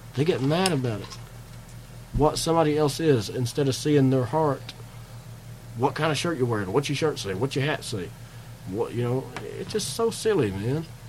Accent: Eubank, Kentucky, United States; also born or lived in Somerset, Kentucky; I was raised about 15 miles from there uh, north on 27, a place called Eubank, Kentucky.

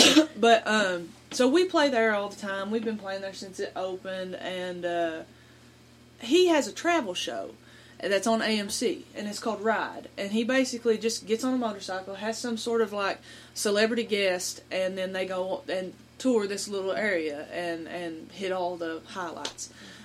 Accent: Beattyville, Kentucky, United States; That is my hometown. And it's, you know, it's tiny. And I said, and that's my hometown. That's where I was born and raised.

